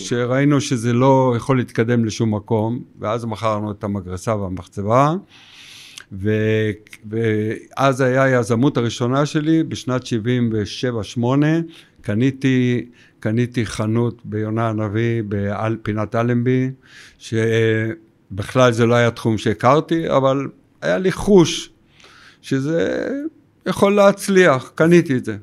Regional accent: Tel Aviv, Tel Aviv District, Israel; גדלתי בתל אביב, ותל אביב זה המקור

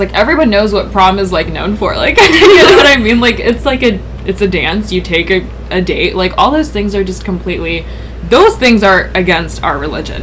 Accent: United States; we're all pretty much born and raised in America

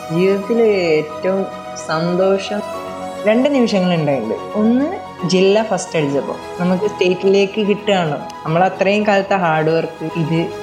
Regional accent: Thamarassery, Kerala, India; എൻ്റെ വീട് കാലിക്കറ്റ് താമരശ്ശേരിയാണ്

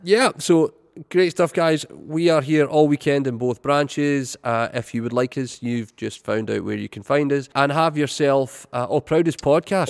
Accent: Irvine, Scotland, United Kingdom; my hometown of Irvine.

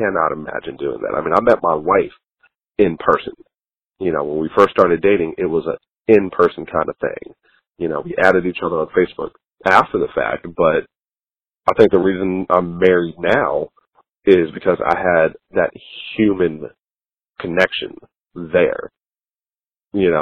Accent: United States; As an American

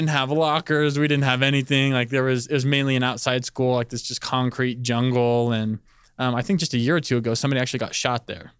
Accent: Palmdale, California, United States; moved away as an adult; also born or lived in Northridge, California; I'm from Palmdale, California. Uh, it's L A County.

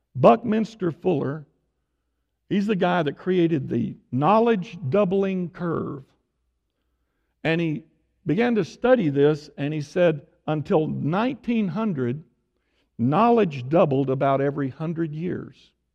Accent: Tyler, Texas, United States; moved away; I was born and raised in Tyler

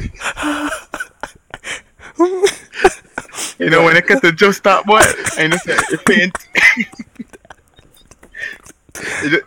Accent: Jamaica

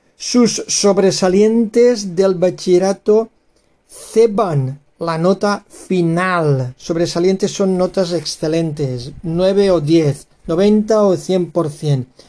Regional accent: Spain; españoles eh, y ciudadanos tolerantes, abiertos, que queremos una España unida y amigable

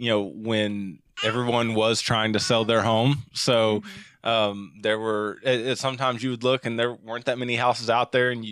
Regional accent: central Arkansas, United States; moved away as an adult; also born or lived in Denton, Texas; now in Eau Claire, United States; We grew up in central Arkansas our whole lives.

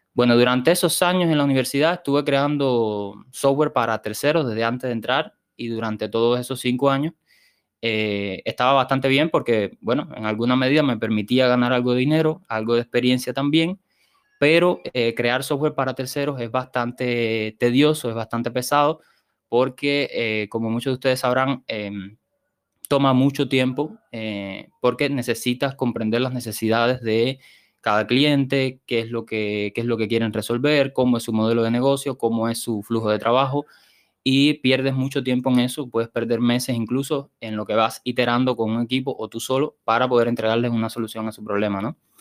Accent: Sancti Spíritus, Cuba; also born or lived in Havana, Cuba; vine para mi ciudad natal, Santi Espíritu

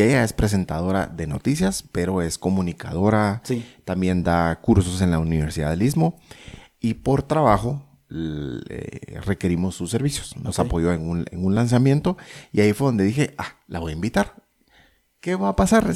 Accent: Guatemala

